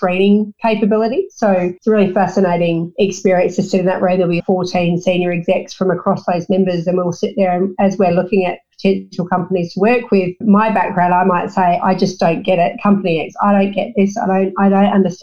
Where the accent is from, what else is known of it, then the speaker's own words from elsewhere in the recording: Australia; also born or lived in Melbourne, Victoria / Perth, Western Australia / New Zealand; I grew up in Melbourne and Perth in the coastal plain